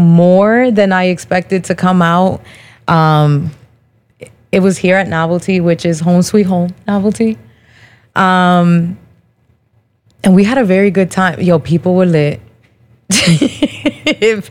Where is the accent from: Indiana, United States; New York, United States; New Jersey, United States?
New Jersey, United States; Perth Amboy; I'm born and raised in Perth Amboy, New Jersey